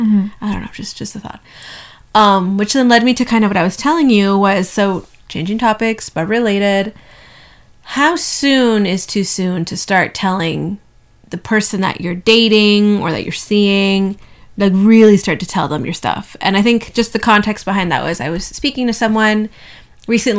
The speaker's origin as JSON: {"language": "English", "country": "Canada", "said": "in Canada, we have Thanksgiving in October"}